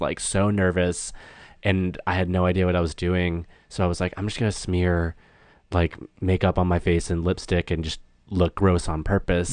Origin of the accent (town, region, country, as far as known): small town north of Boston, Massachusetts, United States; born or raised there; moved away as an adult; now in Los Angeles, United States